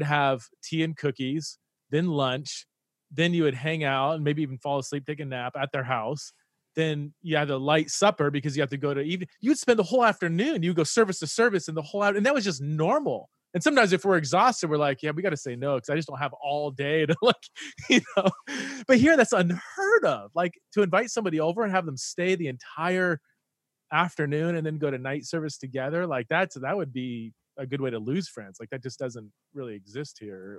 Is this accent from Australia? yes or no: no; United States; moved away as an adult; also born or lived in Aberdeen, United Kingdom; an American who's been, you know, lived in the UK for several years